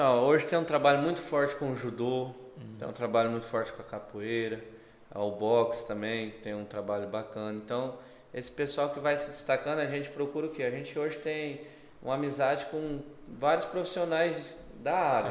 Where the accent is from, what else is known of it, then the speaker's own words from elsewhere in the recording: Brazil; eu sou brasileiro